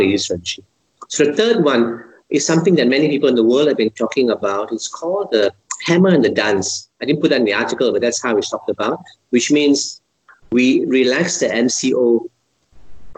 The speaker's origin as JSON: {"language": "English", "country": "Malaysia", "said": "I'm a Malaysian"}